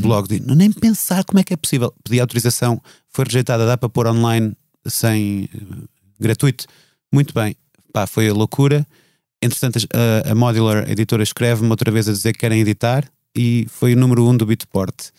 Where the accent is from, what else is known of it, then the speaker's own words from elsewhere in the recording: Viseu, Centro, Portugal; Em Viseu, a crescer em Viseu, não tinha pessoas que fizessem disso uma carreira